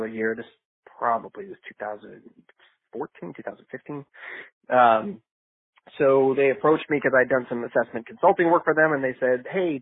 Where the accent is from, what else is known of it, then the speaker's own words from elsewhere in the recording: Michigan, United States; moved away as an adult; also born or lived in Israel / Richmond, Virginia; I was born in Michigan but moved to Israel, was drafted, and then served in the IDF. Came back from that and got my degree in chemical engineering from Michigan